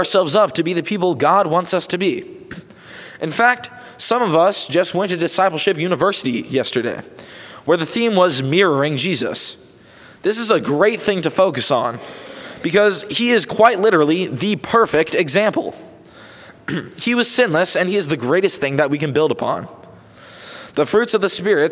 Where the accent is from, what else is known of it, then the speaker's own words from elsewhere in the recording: Houston, Texas, United States; As we are all from the Houston area